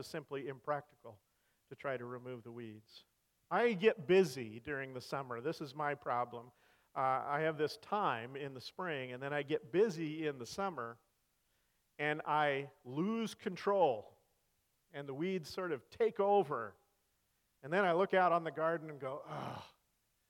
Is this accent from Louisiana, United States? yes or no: no; Salinas Valley, California, United States; also born or lived in Colorado; now in Missouri, United States; I grew up in the Salinas Valley, California